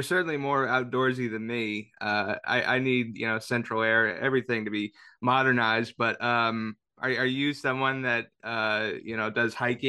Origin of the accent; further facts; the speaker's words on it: Carmel, Indiana, United States; I grew up in Carmel.